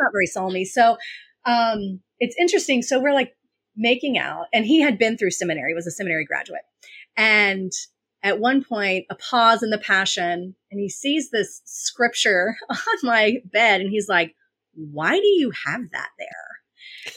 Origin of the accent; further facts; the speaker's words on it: the Bible Belt, United States; I grew up in the Bible Belt